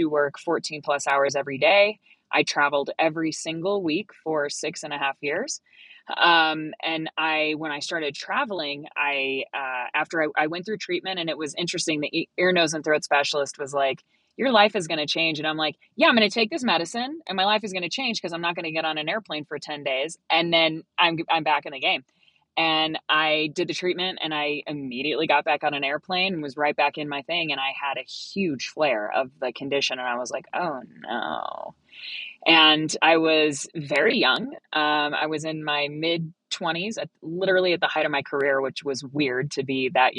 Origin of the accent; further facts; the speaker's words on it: Colorado, United States; I am from Colorado. I've lived here. I was born in Colorado.